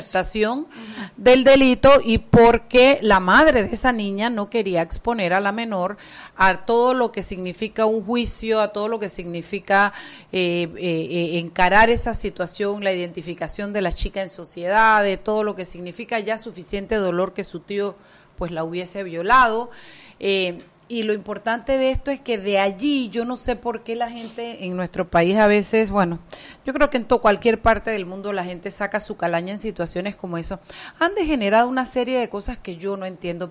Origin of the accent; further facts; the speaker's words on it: Panama; como panameños